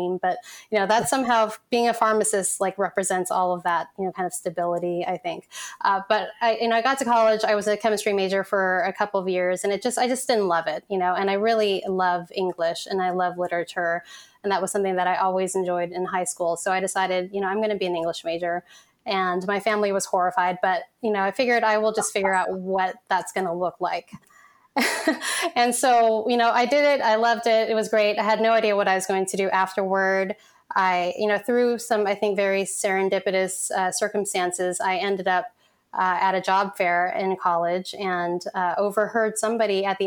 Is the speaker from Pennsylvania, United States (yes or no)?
no; San Francisco, California, United States; also born or lived in Vietnam; at the age of one, I came to this country and to San Francisco specifically as a refugee